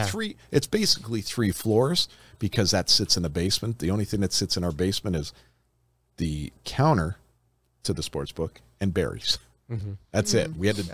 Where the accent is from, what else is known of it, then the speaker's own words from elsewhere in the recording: Detroit, Michigan, United States; Listen, we're from Detroit. Let's just use Detroit for example.